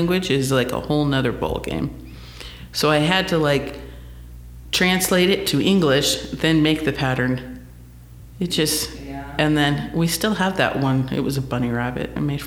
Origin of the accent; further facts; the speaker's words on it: St. George, Utah, United States; moved away as an adult; also born or lived in Phoenix, Arizona; now in Netherlands; I'm originally from St. George